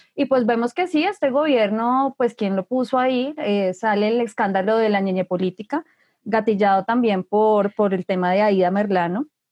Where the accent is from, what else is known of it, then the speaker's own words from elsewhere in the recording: Colombia; como colombianos